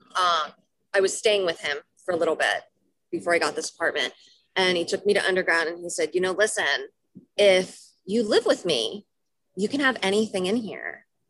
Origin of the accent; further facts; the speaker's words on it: farm country outside Harrisburg, Pennsylvania, United States; moved away; I grew up in in Pennsylvania, right, mm-hmm. which is very different for at least with my experience in like kind of farm country outside Harrisburg.